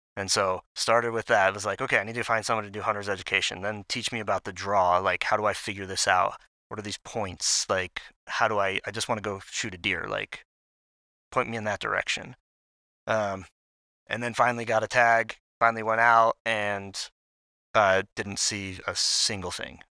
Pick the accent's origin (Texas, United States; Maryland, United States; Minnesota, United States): Maryland, United States; moved away as an adult; now in Salt Lake City, United States; I grew up in Maryland